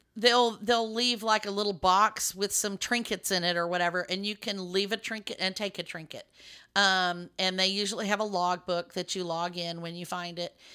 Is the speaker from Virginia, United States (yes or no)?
no; Lubbock, Texas, United States; now in Dallas, United States; I grew up in West Texas